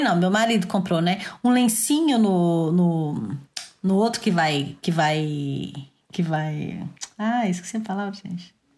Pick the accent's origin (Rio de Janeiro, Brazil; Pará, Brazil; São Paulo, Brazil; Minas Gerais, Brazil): Minas Gerais, Brazil; Belo Horizonte; now in France; que eu fui nascer em Belo Horizonte